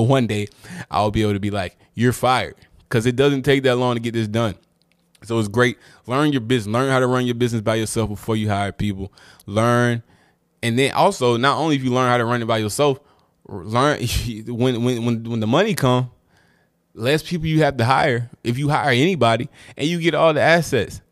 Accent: Durham, North Carolina, United States; I'm from Durham, so I watched a lot of UNC Duke games.

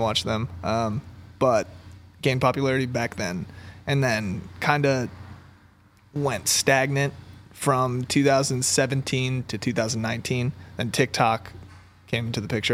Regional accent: Maryland, United States; moved away; also born or lived in Los Angeles; I grew up in Maryland. I'm, like, not from L A.

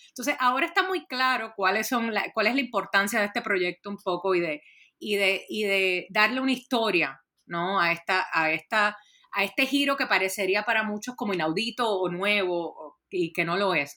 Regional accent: Puerto Rico; yo soy originalmente de Puerto Rico

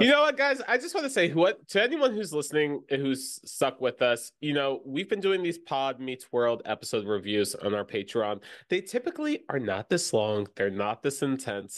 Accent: Florida, United States; growing up in Florida

